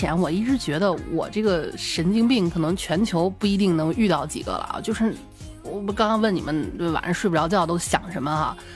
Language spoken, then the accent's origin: Chinese; China; moved away; 我们老家那个四五线的小县级市